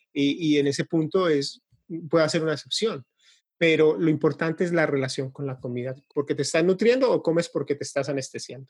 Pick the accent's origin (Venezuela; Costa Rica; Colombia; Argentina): Colombia; now in Florida, United States; yo soy de, originalmente de Colombia, pero vivo acá en Estados Unidos, en, la Florida, desde hace 22, 23 años